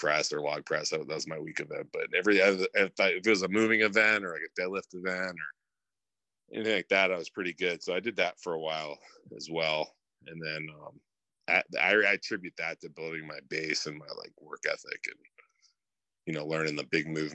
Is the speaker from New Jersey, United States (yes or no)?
no; Thousand Oaks, California, United States; I'm from just north of LA, town called Thousand Oaks, California.